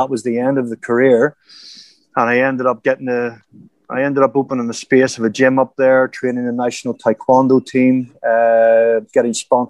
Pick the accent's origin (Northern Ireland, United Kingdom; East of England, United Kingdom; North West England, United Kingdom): Northern Ireland, United Kingdom; Bangor; moved away as an adult; also born or lived in Jamaica; now in Thailand; growing up in Northern Ireland